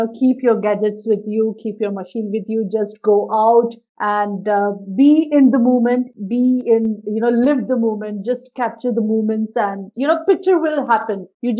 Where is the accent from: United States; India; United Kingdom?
India; Jaipur, Rajasthan; also born or lived in Maharashtra; now in Pune, India; I am from Rajasthan and I live right now, I'm living in Maharashtra. So I am from Jaipur, which is capital of Rajasthan.